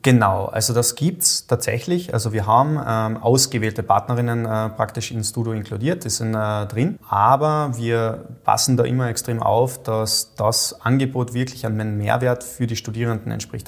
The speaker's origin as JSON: {"language": "German", "country": "Austria", "said": "als Österreicher"}